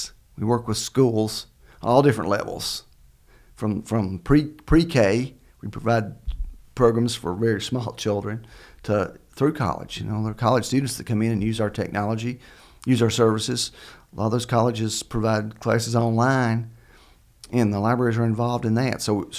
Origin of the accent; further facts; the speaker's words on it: Kentucky, United States; I grew up in Laurel County, yes.